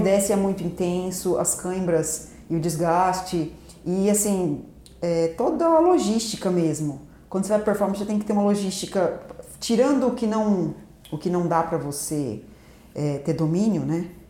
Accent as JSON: {"language": "Portuguese", "town": "Paraguaçu Paulista", "region": "São Paulo", "country": "Brazil", "tie": "born or raised there", "also_born_or_lived": "Londrina", "said": "sou aqui de Paraguaçu Paulista mesmo, nascida em Londrina, mas como a família da materna daqui, então eu praticamente cresci aqui em Paraguaçu."}